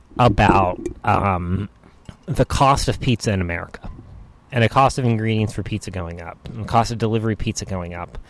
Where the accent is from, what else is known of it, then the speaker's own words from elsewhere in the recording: New Hampshire, United States; also born or lived in Boston; I grew up in New Hampshire.